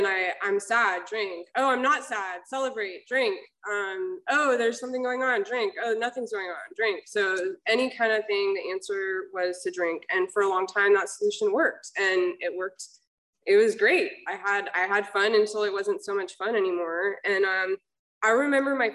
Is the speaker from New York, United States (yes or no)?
no; Georgia, United States; now in Laguna Hills, United States; I'm actually from Georgia